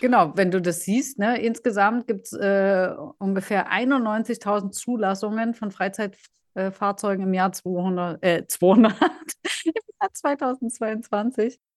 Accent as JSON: {"language": "German", "country": "Germany", "said": "bei uns in Deutschland"}